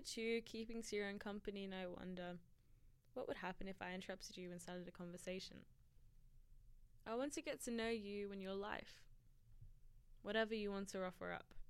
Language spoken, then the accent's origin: English; Sutherland Shire, New South Wales, Australia; I'm from the Sutherland Shire